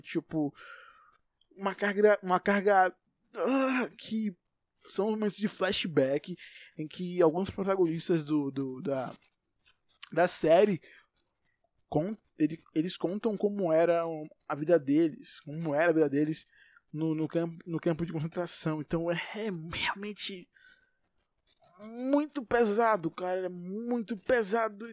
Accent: Salvador, Bahia, Brazil; Eu vivo em Salvador. Sou de Salvador nasci aqui, provavelmente eu vou morrer aqui

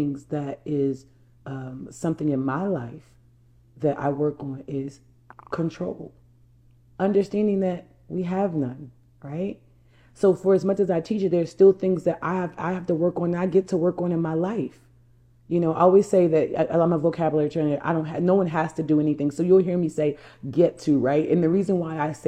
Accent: New Jersey, United States; I'm from New Jersey. I'm a Jersey girl.

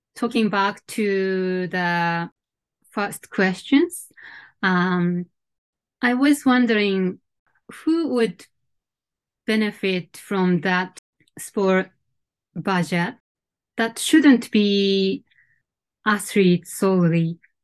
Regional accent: Sendai, Miyagi, Japan; moved away as an adult; also born or lived in Chiba Prefecture / Geneva, Switzerland; now in Tokyo, Japan; I I was born and brought up in Sendai, uh, the northern part of Japan.

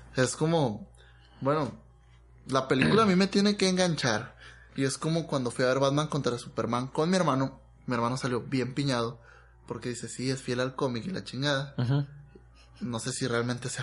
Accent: Mexico; como mexicano

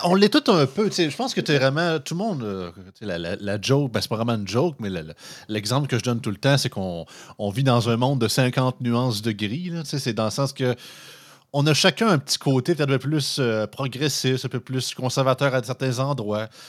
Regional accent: Montmagny, Quebec, Canada; je viens de Montmagny. Montmagny, c'est 12 000 habitants.

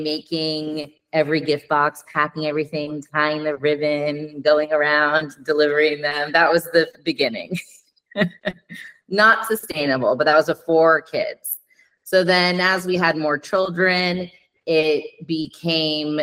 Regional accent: Los Angeles, California, United States; moved away as an adult; also born or lived in Denver; now in Piedmont, Italy; a woman growing up in Los Angeles

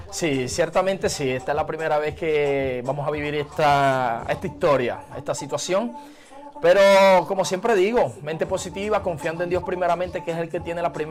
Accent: Maracaibo, Zulia, Venezuela; nosotros somos de Maracaibo.

